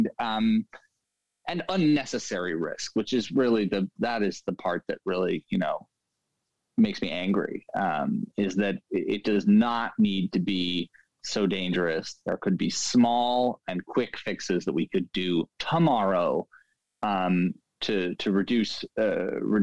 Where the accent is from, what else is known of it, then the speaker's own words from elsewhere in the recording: New York City, New York, United States; I grew up in Lower Manhattan and went to school in Brooklyn.